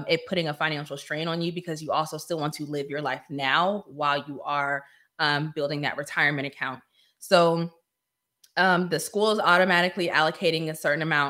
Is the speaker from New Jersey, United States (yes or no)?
no; Northern Virginia, United States; moved away; I'm from Northern Virginia too